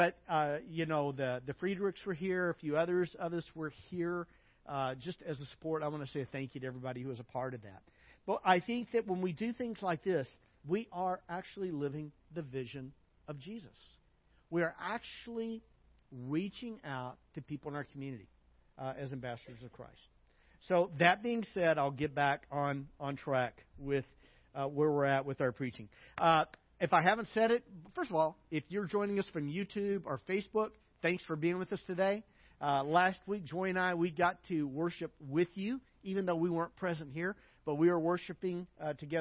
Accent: United States; moved away; also born or lived in Hungary; as an American

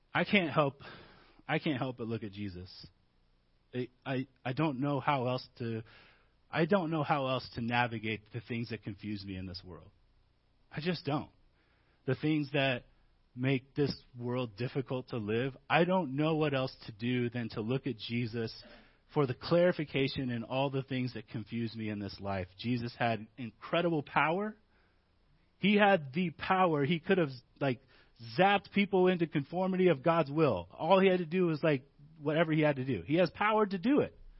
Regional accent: Midwest, United States; moved away; Growing up in the Midwest

